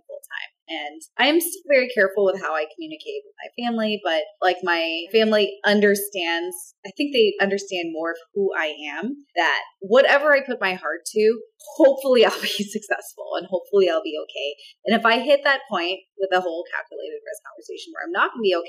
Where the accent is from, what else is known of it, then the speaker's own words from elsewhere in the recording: Orange County, California, United States; I grew up in Orange County.